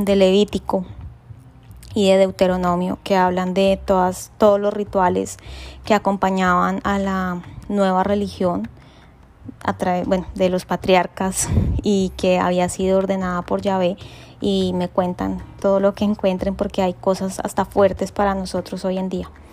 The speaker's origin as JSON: {"language": "Spanish", "country": "Colombia", "said": "soy colombiana"}